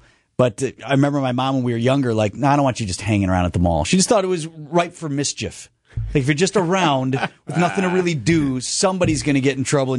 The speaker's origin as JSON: {"language": "English", "area": "near Mayfair", "region": "Wisconsin", "country": "United States", "tie": "born or raised there", "said": "we grew up near Mayfair"}